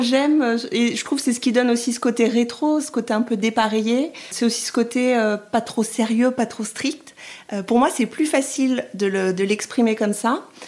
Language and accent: French; France; moved away as an adult; also born or lived in Rome, Italy; Je suis française et j'ai eu la chance d'aller vivre en Italie pendant deux ans et demi, trois ans